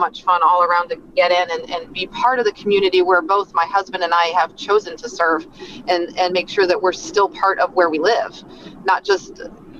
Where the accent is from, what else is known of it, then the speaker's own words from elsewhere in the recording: Chicago, Illinois, United States; also born or lived in Texas; now in Elkhart County, United States; I am originally from Chicago